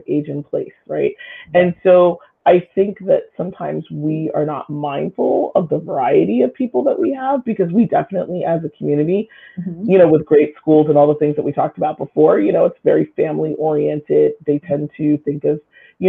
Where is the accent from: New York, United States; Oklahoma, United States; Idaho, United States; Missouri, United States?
New York, United States; Katonah; growing up in Katona was really, truly a highlight, for me. So much so that I actually returned to the community to raise my own daughter